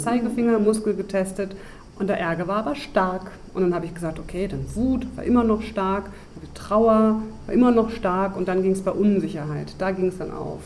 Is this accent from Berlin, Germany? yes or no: yes; Berlin, Germany; moved away as an adult; also born or lived in Reutlingen; aus meiner Heimat Berlin